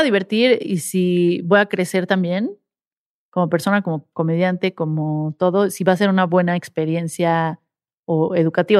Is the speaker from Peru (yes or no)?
no; Mexico; soy una mexicana tratando de hacer un show en inglés